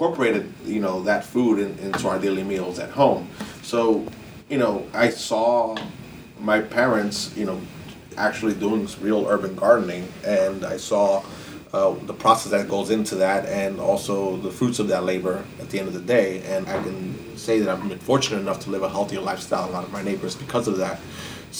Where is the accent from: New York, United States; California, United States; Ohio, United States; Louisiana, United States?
New York, United States; New York City; I actually was born and raised in Cypress Hills, East New York